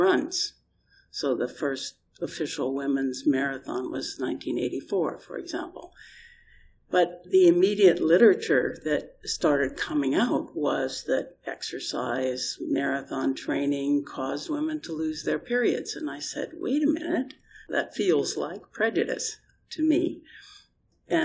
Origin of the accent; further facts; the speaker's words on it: Canada; I'm Canadian and not British.